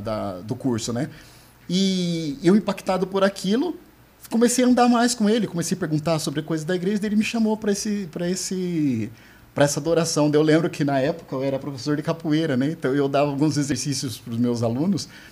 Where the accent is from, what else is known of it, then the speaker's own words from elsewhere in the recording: São Roque, São Paulo, Brazil; Eu sou de São Roque